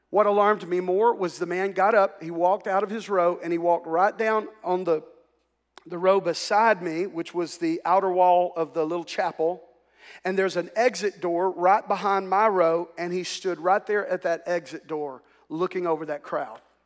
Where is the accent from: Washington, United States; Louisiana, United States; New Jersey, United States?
Louisiana, United States; Ouachita Parish; we grew up here in the South and, uh, we lived in a segregated culture. In fact, they did not desegregate the schools in Wichita Parish where I grew up